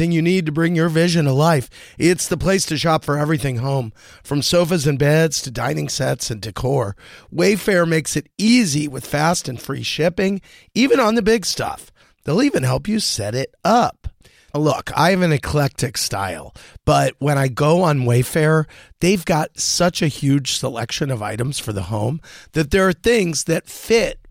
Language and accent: English; St. Louis, Missouri, United States; We're both from St. Louis